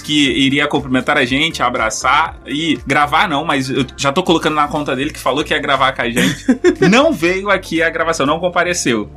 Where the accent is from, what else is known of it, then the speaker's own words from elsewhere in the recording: Rio de Janeiro, Brazil; eu sou carioca, sou banguense